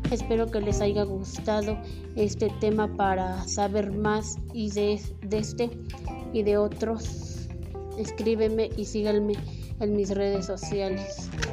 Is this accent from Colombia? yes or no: no; Mexico; mi país, México